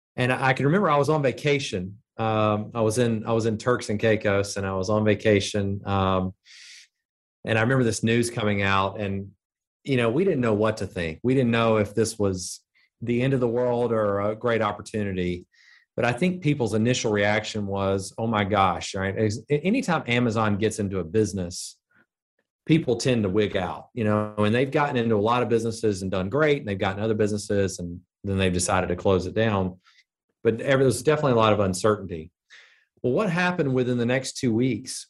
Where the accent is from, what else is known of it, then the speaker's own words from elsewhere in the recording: Birmingham, Alabama, United States; I was from Birmingham.